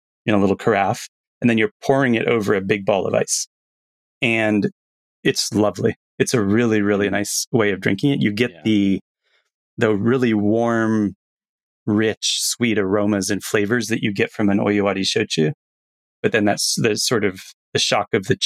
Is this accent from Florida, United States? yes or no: yes; Florida, United States; I grew up in Florida in hot climates.